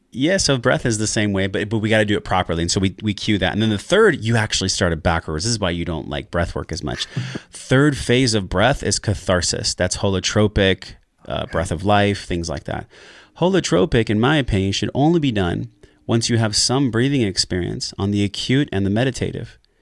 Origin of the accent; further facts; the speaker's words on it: La Mesa, California, United States; I grew up in La Mesa, which is in East County, San Diego